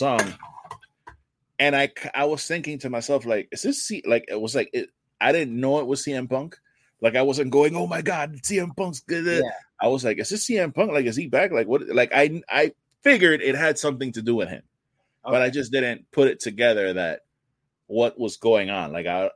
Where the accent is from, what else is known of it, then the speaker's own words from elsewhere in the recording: New York City, New York, United States; I grew up in the Bronx